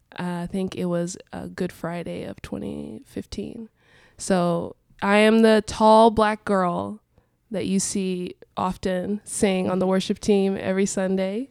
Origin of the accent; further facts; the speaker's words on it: Lisbon, Portugal; moved away as an adult; also born or lived in Angola / San Diego, United States; now in Columbia, Missouri, United States; I was born in Angola, which is a country in Southern Africa, um, but I grew up in Portugal